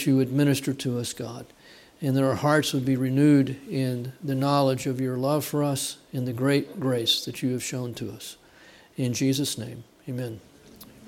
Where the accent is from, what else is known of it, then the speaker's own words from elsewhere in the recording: Texas, United States; I'm from Texas.